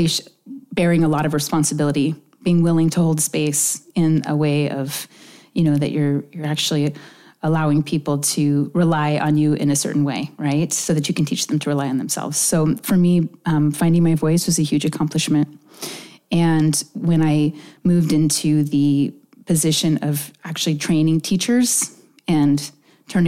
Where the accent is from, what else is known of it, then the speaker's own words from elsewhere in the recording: Oak Harbor, Washington, United States; also born or lived in Lincoln, Nebraska; I grew up on Whidbey Island. I grew up a couple of miles from Deception Pass, about 6 miles outside of Oak Harbor